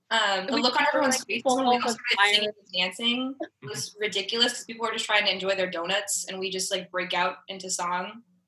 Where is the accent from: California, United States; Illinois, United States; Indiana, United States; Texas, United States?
California, United States; Brea; I'm a rising junior as well. I'm from Brea, California